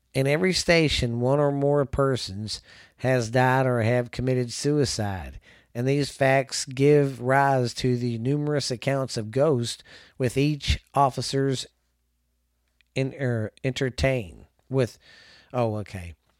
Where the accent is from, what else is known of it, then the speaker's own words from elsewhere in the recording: the South, United States; also born or lived in Mineral Wells, Texas; I'm from the South